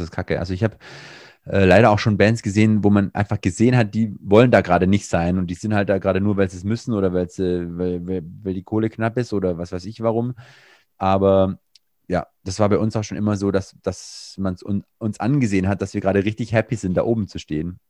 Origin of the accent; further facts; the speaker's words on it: Swabia, Germany; accent: Swabian; ich bin Schwabe